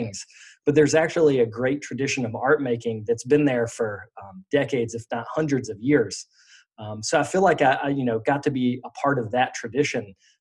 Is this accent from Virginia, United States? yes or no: yes; Roanoke, Virginia, United States; I grew up in Roanoke, Virginia, which is the southwest part of Virginia